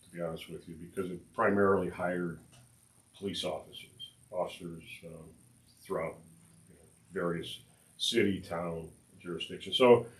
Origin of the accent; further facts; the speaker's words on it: Highland, Indiana, United States; I grew up in Highland, so it was always a dream of mine to be able to serve the community that I grew up in.